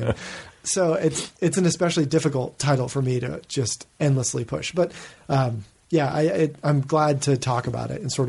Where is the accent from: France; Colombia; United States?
United States; New England; maybe it's from growing up in New England where that strange, that kind of, that culture of, aggressive and like self-punishing modesty